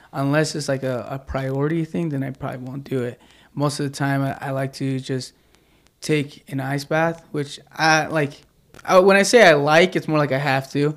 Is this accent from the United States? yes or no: yes; Midway, Utah, United States; I'm originally born and raised in Utah. Uh, I grew up in Midway.